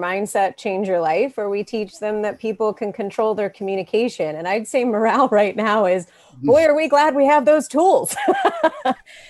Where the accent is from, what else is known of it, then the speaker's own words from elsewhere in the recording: Florida, United States; I grew up in Florida